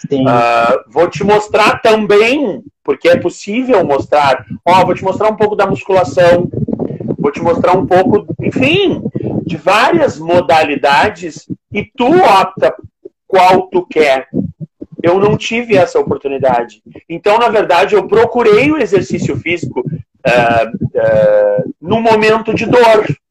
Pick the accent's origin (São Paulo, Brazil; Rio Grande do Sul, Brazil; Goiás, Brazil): Rio Grande do Sul, Brazil; Rio Grande; eu sou de Rio Grande, Rio Grande do Sul, uma cidade no extremo sul gaúcho